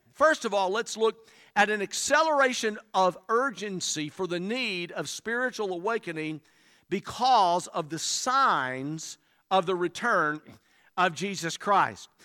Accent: Alabama, United States; moved away as an adult; now in South Carolina, United States; I was born and reared in Alabama

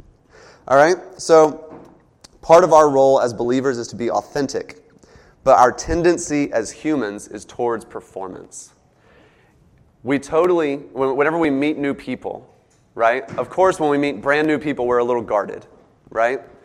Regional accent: the South, United States; accent: southern; my southern accent comes out

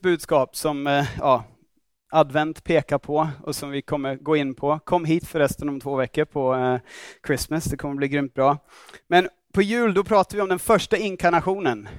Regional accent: Australia; Swedish is a second language; now in Stockholm, Sweden; jag kommer från Australien

